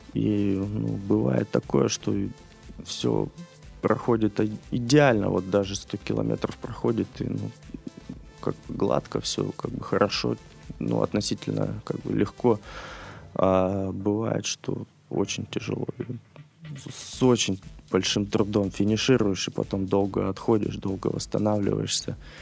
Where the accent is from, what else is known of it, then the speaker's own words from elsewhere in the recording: Khabarovsk, Khabarovsk Krai, Russia; moved away as an adult; Я родился, вырос в Хабаровске